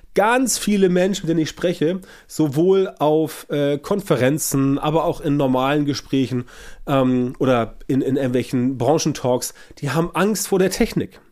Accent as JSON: {"language": "German", "country": "Germany", "said": "bei uns in Deutschland"}